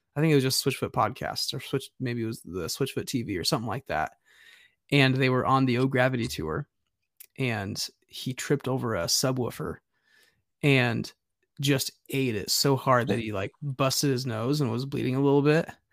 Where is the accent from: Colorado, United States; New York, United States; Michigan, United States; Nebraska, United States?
Nebraska, United States; growing up as a kid in Nebraska